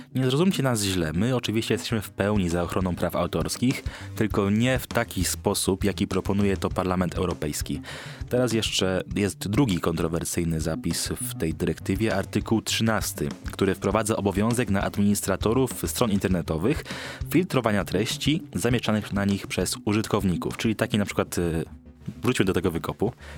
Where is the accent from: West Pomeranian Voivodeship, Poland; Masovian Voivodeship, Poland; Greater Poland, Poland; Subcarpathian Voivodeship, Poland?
Greater Poland, Poland; Poznań; jestem z Poznania